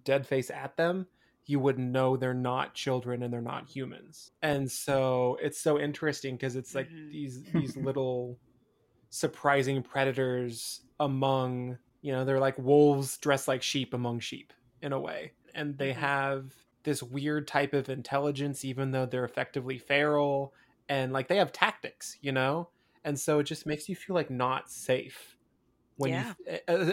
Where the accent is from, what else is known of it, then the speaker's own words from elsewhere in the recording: Eastern Washington, United States; growing up in Eastern Washington